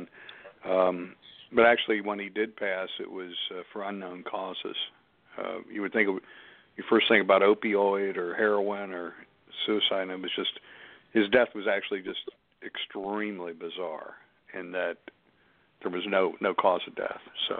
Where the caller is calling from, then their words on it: Pittsburgh, Pennsylvania, United States; I'm calling from Pittsburgh